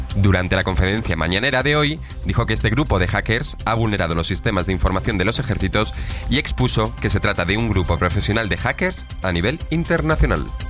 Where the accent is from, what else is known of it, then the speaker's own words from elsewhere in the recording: Madrid, Community of Madrid, Spain; del mismo centro, soy de Madrid.